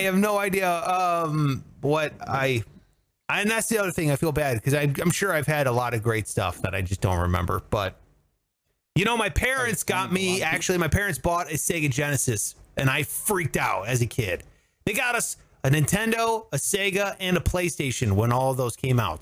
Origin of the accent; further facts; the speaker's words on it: Cleveland, Ohio, United States; I must have been like ten or eleven, and growing up in Cleveland